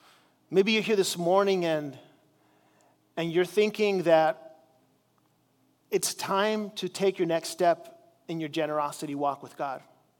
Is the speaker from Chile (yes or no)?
yes; Chile; As you know, I grew up in Chile as a missionary there